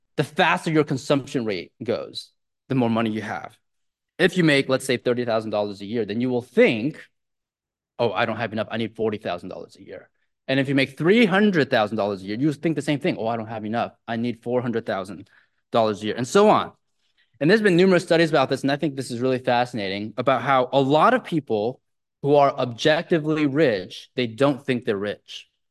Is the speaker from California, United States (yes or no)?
yes; Silicon Valley, California, United States; I grew up in the Silicon Valley